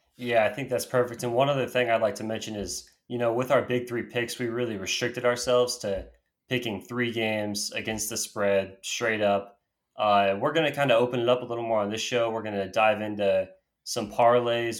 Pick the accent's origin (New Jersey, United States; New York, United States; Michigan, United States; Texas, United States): Texas, United States; Austin; I'm from Austin